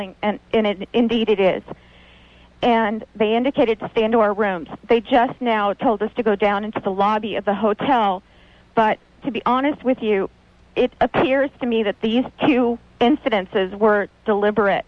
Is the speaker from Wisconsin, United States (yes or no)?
no; California, United States; I'm from California